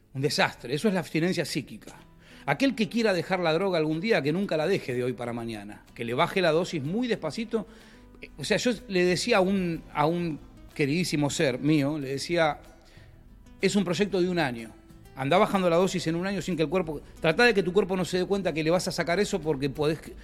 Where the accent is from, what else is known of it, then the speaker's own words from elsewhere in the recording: General Cabrera, Córdoba, Argentina; un grupo que somos de General Cabrera, de Córdoba